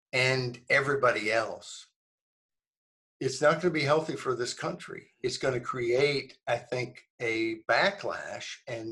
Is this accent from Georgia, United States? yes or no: no; Arkansas, United States; also born or lived in New Jersey; I moved from New Jersey to Arkansas in 1968 when I was 8 years old